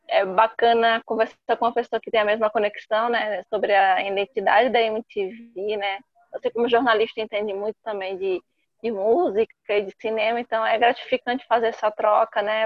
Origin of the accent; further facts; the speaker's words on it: São Caetano do Sul, São Paulo, Brazil; Sou paulistana, nasci em São Caetano do Sul.